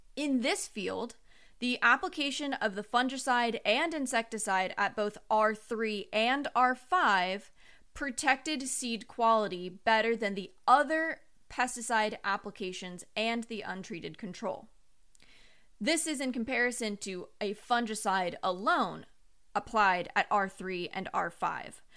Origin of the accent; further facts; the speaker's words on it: Long Beach, California, United States; now in North Carolina, United States; I am originally from Long Beach, California